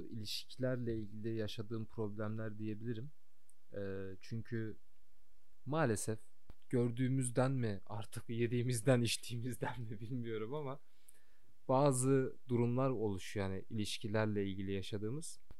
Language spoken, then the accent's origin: Turkish; Kayseri, Kayseri Province, Turkey; moved away as an adult; also born or lived in Sivas / Istanbul; now in Canada; Sivas'ta doğdum. Kayseri'de büyüdüm.